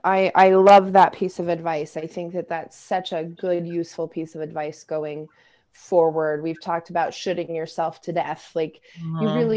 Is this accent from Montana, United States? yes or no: yes; Montana, United States; born or raised there